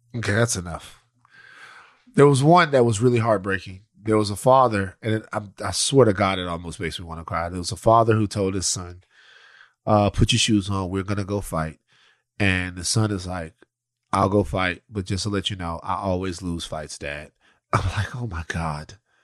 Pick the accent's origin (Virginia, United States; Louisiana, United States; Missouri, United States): Louisiana, United States; Maryland; we're from Maryland, Louisiana. We're from out there